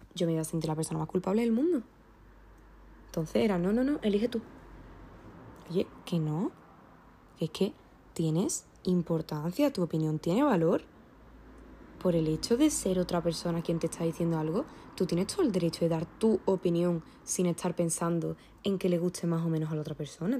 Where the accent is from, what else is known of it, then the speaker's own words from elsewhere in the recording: Andalusia, Spain; soy andaluza